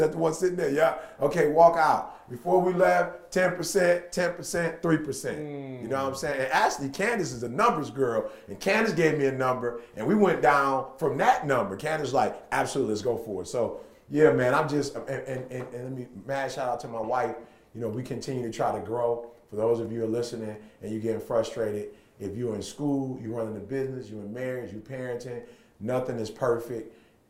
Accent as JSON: {"language": "English", "region": "Michigan", "country": "United States", "tie": "born or raised there", "said": "In Michigan, from October to really May, it's cold."}